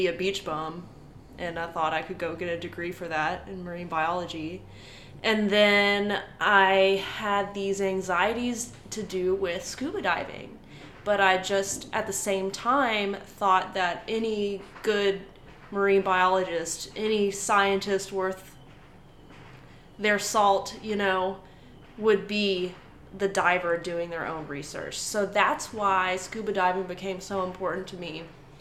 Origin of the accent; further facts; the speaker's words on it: Franklin, Texas, United States; a little kid growing up in Franklin